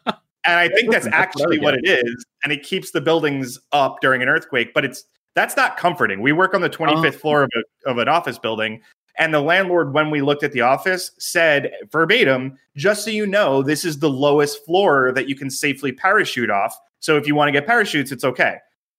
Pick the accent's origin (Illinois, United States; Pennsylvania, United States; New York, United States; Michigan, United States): New York, United States; moved away as an adult; now in California, United States; I am from New York.